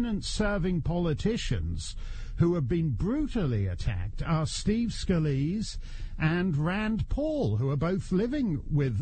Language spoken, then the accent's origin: English; Canada; now in United States; a Canadian... who's way overstayed in the United States